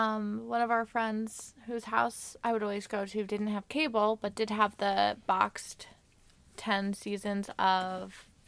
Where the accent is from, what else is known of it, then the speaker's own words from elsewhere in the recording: East Coast, United States; now in San Bernardino, United States; I'm from the East Coast, now living in San Bernardino.